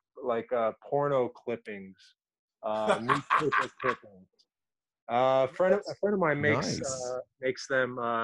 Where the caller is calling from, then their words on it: Los Angeles, California, United States; Los Angeles.